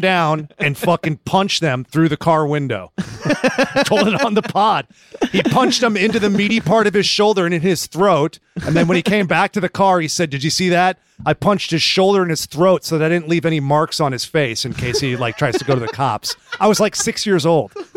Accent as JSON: {"language": "English", "region": "Northern California", "country": "United States", "tie": "born or raised there", "moved": "yes", "lives_now": "Los Angeles, United States", "said": "We grew up together in Northern California"}